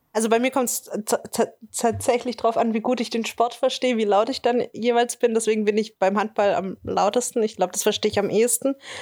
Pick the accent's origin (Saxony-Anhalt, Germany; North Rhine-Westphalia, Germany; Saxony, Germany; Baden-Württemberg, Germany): Baden-Württemberg, Germany; near Tübingen; ich komme ja aus der Nähe von Tübingen